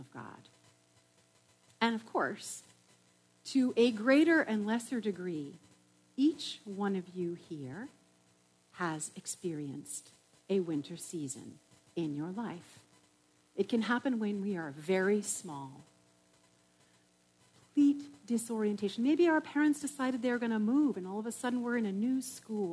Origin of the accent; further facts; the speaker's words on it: New England, United States; I come from New England